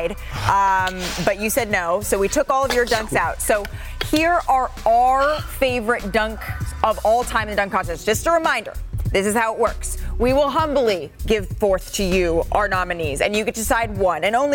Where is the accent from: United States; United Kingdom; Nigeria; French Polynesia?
United States; Oakland, California; my hometown, Oakland